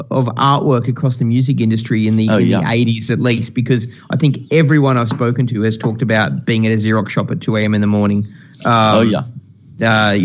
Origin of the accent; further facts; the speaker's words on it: Australia; being Australian